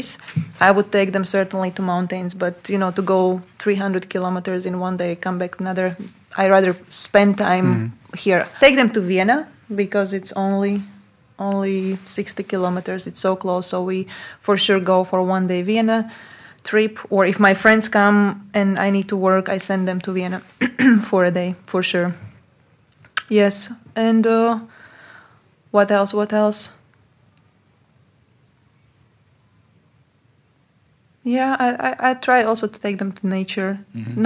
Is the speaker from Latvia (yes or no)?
yes; Latvia; English is a second language; moved away as an adult; also born or lived in Portugal; now in Slovakia; I was born in Latvia, I was raised in Latvia, I was going to Latvian school